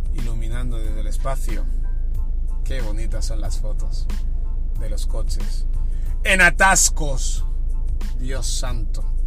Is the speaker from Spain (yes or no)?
yes; Barcelona, Catalonia, Spain; moved away as an adult; now in Terrassa, Spain; yo me he ido a vivir a, otra ciudad que no es mi casa, en Terrassa, yo soy de Barcelona